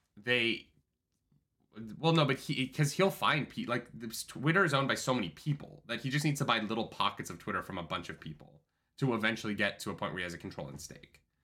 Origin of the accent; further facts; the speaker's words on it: Calgary, Alberta, Canada; moved away; my hometown